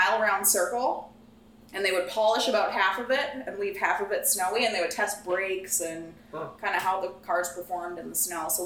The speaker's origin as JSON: {"language": "English", "region": "northern Minnesota", "country": "United States", "tie": "born or raised there", "moved": "as an adult", "lives_now": "Iowa, United States", "said": "I'm from as far north of Minnesota as you can go. Like, Cole could hit a golf ball at Canada from my parents' backyard growing up"}